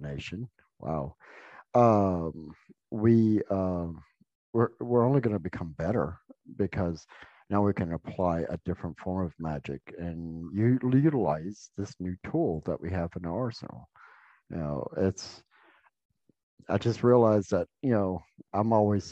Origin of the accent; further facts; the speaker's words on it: the South, United States; I grew up in the South